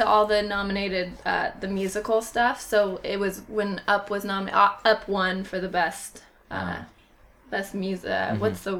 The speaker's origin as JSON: {"language": "English", "town": "Aurora", "region": "Colorado", "country": "United States", "moved": "yes", "said": "I'm originally from Colorado"}